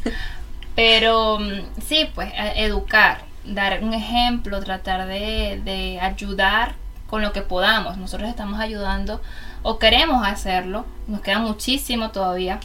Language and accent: Spanish; Venezuela; moved away as an adult; now in Germany; una venezolana en Alemania de eh, hace casi cinco años